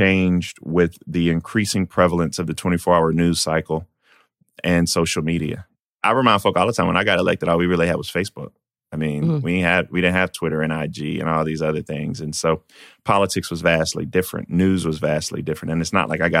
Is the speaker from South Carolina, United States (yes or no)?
yes; Denmark, South Carolina, United States; I was born in Denmark, South Carolina, where I grew up in a food desert